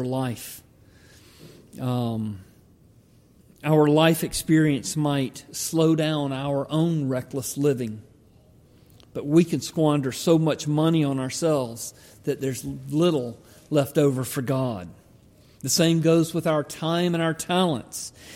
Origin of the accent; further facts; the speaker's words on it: Georgia, United States; When I grew up in Georgia, we could walk back about a mile through the woods